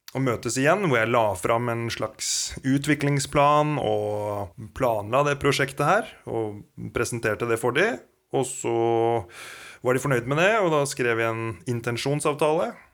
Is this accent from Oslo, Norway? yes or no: no; Kongsberg, Buskerud, Norway; Jeg er jo opprinnelig fra Kongsberg